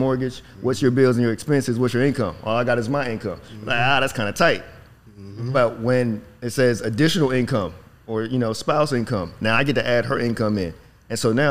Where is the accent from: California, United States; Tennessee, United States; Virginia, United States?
Virginia, United States; moved away as an adult; now in Dallas, United States; I'm from Virginia, Whitesville, Virginia